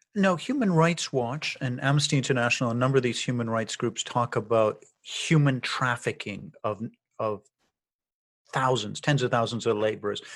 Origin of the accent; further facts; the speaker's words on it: Ireland; as an Irish guy